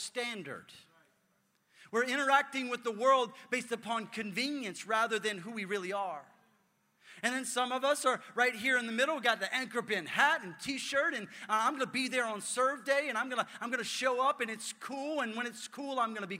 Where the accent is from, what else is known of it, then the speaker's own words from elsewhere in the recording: New Orleans, Louisiana, United States; I'm from New Orleans